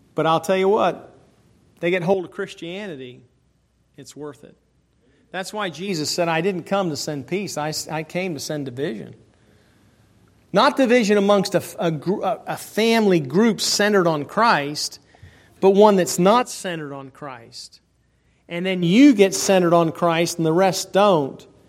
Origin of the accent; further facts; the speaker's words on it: United States; I'm not a Caucasian American. I'm an American.